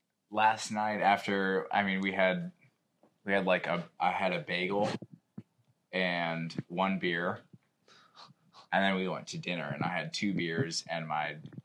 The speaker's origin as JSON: {"language": "English", "town": "Chicago", "region": "Illinois", "country": "United States", "said": "we're from Chicago"}